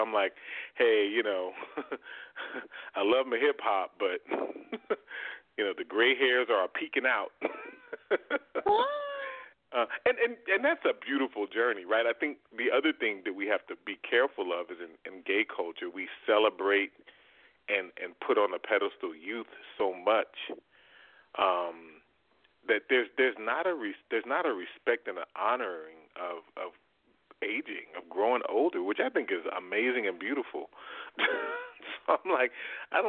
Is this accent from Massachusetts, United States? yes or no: no; Southwest Arkansas, United States; also born or lived in Midwest; I grew up mostly in Southwest Arkansas